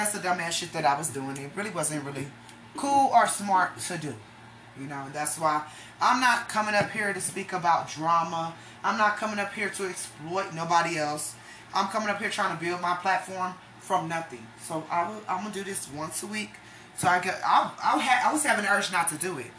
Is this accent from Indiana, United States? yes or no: no; Texas, United States; also born or lived in Denver, Colorado / Florida; I was originally born in Denver, Colorado. I do not tell a lot of people that, but I was immediately shipped off, thank God, to the South, and that's where I was raised in Texas, also in Florida